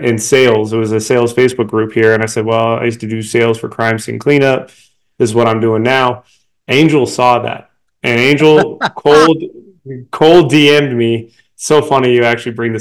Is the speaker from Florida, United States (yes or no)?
no; Denver, Colorado, United States; here in Denver, my hometown